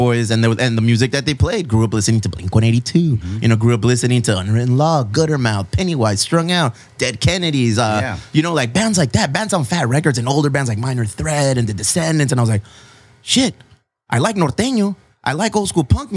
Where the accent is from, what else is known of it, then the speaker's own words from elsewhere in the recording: Chula Vista, California, United States; I'm from Chula Vista